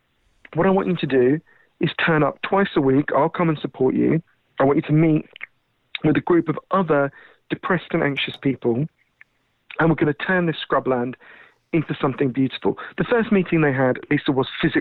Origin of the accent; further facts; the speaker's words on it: United Kingdom; accent: Downton Abbey; as you can tell from my weird Downton Abbey accent, I'm British